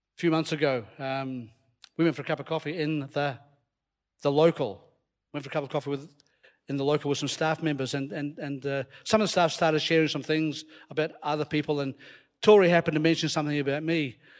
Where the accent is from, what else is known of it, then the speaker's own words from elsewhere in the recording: Scotland, United Kingdom; accent: Scottish; You hear my Scottish accent coming out there